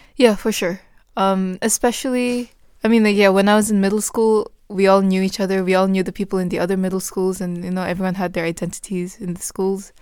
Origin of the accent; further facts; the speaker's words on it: Bhutan; moved away; I said I was from Bhutan